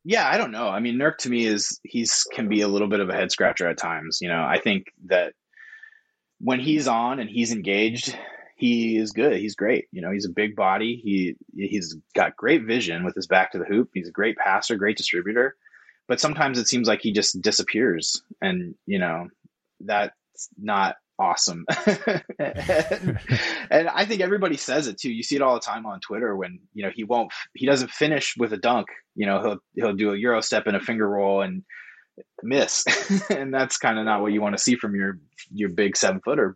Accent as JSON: {"language": "English", "town": "Corvallis", "region": "Oregon", "country": "United States", "also_born_or_lived": "Madison, Wisconsin", "said": "I'm from Corvallis"}